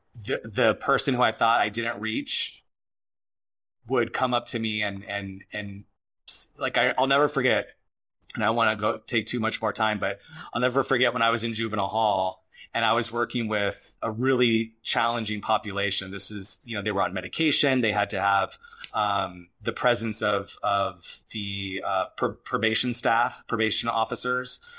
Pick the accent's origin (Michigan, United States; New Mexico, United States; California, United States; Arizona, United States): Arizona, United States; moved away; I'm from Arizona